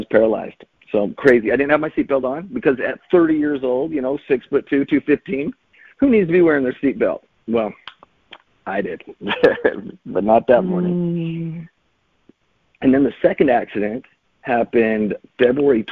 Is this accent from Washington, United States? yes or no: no; Utah, United States; born and raised in Utah